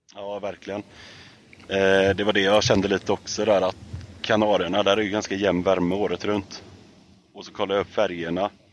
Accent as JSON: {"language": "Swedish", "country": "Sweden", "tie": "born or raised there", "said": "Jag är uppvuxen i Fagerfjäll och eh, Rönnen"}